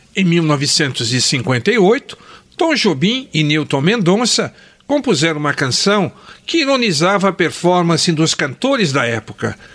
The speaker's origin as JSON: {"language": "Portuguese", "town": "Botucatu", "region": "São Paulo", "country": "Brazil", "tie": "born or raised there", "said": "Recordo de dois estúdios fotográficos da minha infância e adolescência lá em Botucatu"}